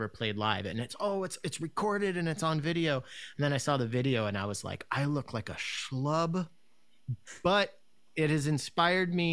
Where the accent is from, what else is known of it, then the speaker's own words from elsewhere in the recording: United States; I'm from Washington